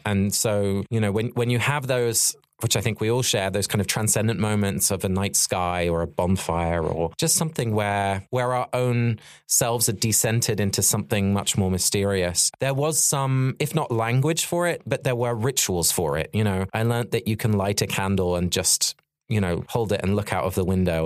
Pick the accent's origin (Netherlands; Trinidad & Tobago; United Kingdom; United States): United Kingdom; Sussex, South East England; our natural landscape which I grew up in in Sussex